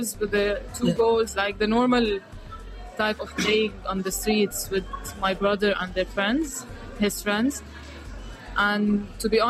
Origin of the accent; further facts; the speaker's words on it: Kano, Kano State, Nigeria; moved away as an adult; also born or lived in Lebanon; now in London, United Kingdom; born and raised in Nigeria. I'm originally from Lebanon